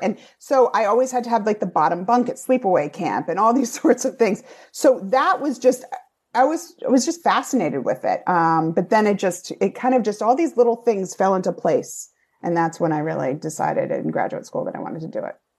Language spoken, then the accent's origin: English; Rhode Island, United States; accent: Rhode Island; moved away as an adult; now in New York, United States; Newport has a very different connotation to me having been from Rhode Island. That's where I hung out sometimes in high school